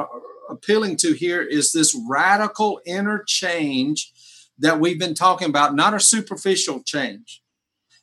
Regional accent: United States; I'm an American Christian.

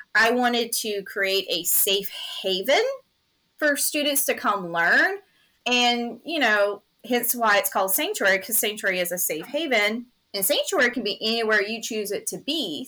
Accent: Greenville, South Carolina, United States; I'm born and raised in Greenville, South Carolina, so my roots are here.

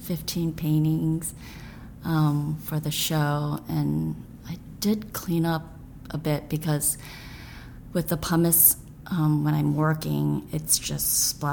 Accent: Troy, Michigan, United States; also born or lived in Grand Rapids, Michigan / Lansing, Michigan; now in New York, United States; I was born in Grand Rapids, Michigan. Family moved around. We lived in Lansing. Eventually, I think, settled for the longer time in Troy, where my father had a church. And, yeah, we were pastors, kids.

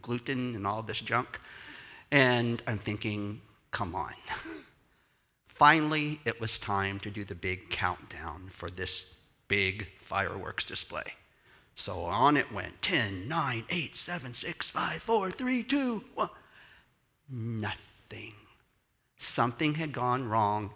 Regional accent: Houston, Texas, United States; I'm from Texas.

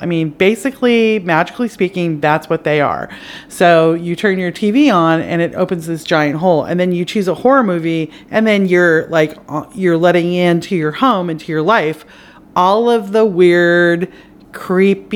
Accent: Canada; now in United States; I'm Canadian

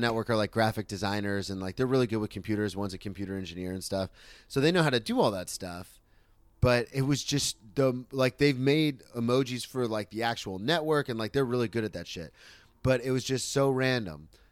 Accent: Florida, United States; moved away as an adult; also born or lived in Oklahoma City

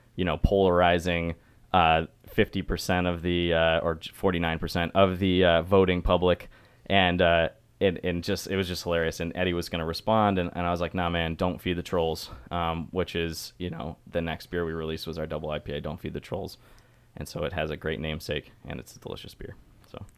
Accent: Syracuse, New York, United States; I'm from Syracuse, New York

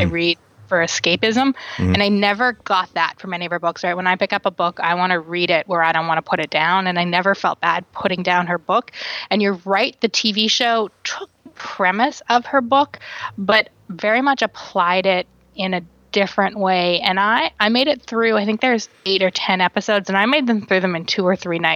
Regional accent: Canada; growing up in Canada

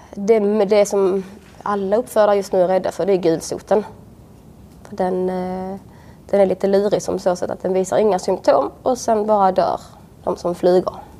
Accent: Svalöv, Skåne, Sweden; moved away as an adult; Utanför eh, Svalöv, på en villa på landet

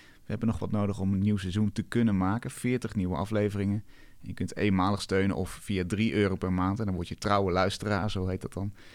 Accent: Netherlands; als Hollander

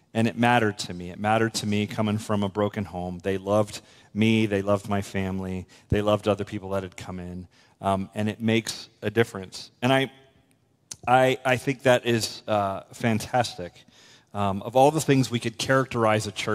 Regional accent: west coast of Florida, United States; a country church in my hometown in Florida, on the west coast of Florida

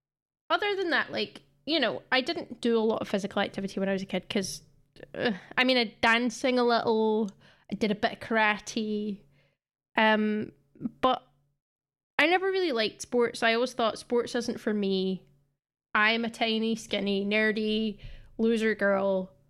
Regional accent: Scotland, United Kingdom; I don't know if you play Rounders in England, but it's definitely been like a staple of growing up in Scotland.

